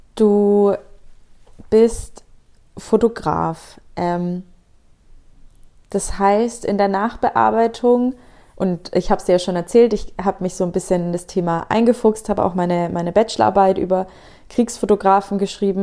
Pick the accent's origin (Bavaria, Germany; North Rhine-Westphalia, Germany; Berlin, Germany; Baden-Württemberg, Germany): Bavaria, Germany; Nuremberg; ich komme aus Nürnberg